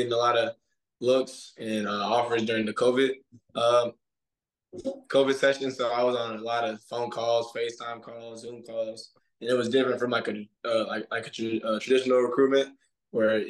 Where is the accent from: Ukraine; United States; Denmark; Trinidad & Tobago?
United States; Suwanee, Georgia; moved away as an adult; now in Clemson, United States; I'm from Suwanee, Georgia